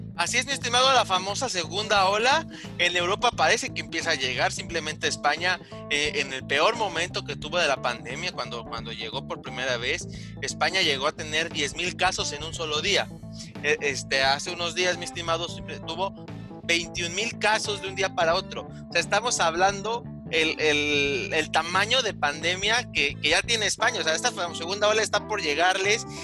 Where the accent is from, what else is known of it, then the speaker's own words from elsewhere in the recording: Mexico; sabemos que somos mexicanos